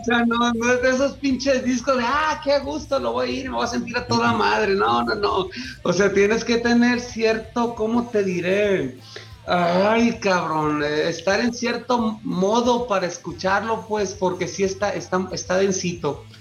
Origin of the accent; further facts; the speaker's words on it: Mazatlán, Sinaloa, Mexico; yo que soy de Mazatlán